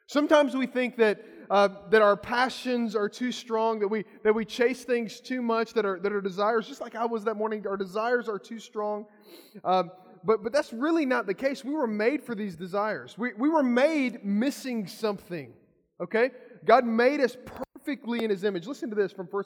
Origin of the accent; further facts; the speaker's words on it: Kentucky, United States; I'm from Kentucky